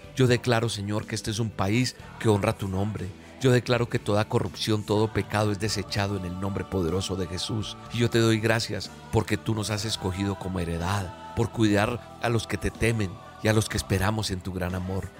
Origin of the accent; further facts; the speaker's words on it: Colombia; como colombiano